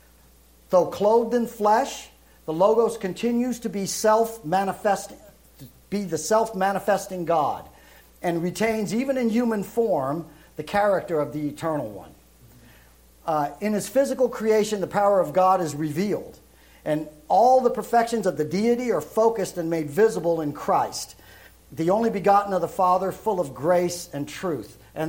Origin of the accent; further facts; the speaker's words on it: Brooklyn, New York, United States; also born or lived in Europe; that's where I'm originally from Brooklyn. Now I was raised in Europe because my father went into the service, so you don't hear that New York accent with me.